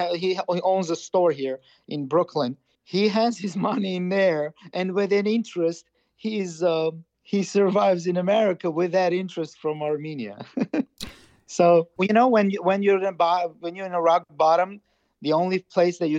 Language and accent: English; Karabakh, Azerbaijan; I'm from Karabakh. Yeah, you have to understand. I'm Karabakhtsi.